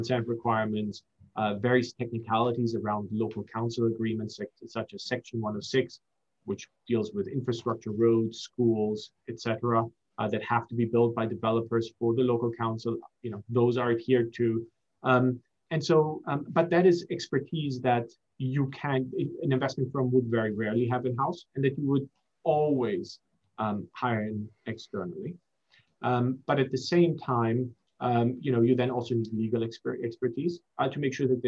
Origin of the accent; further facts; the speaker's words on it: Germany; also born or lived in Singapore / United States; now in London, United Kingdom; I was raised in Germany, went to university in the US, and live in London.